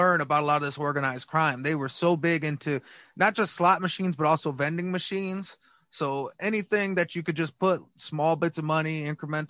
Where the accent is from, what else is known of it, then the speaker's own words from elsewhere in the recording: Detroit, Michigan, United States; I'm from Detroit